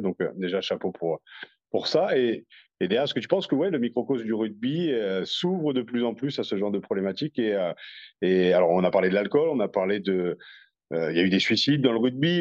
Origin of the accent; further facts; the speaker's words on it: France; on est français